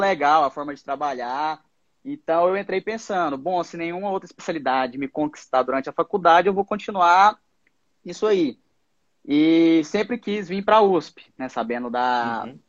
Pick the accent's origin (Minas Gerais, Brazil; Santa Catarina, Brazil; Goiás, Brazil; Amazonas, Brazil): Goiás, Brazil; moved away as an adult; now in São Paulo, Brazil; eu sou de Goiás, me graduei na Univangélica e agora estou morando em São Paulo